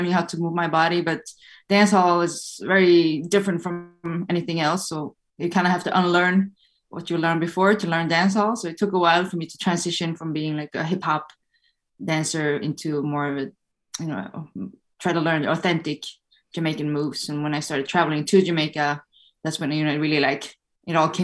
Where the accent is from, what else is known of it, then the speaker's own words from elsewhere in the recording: Sweden; moved away; also born or lived in Brooklyn, New York; I was growing up in Sweden